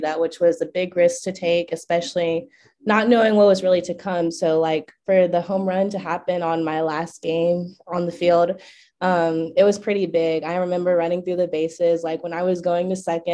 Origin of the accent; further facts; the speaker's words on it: Kennesaw, Georgia, United States; I am from Kennesaw, Georgia, so about 20 minutes north of Atlanta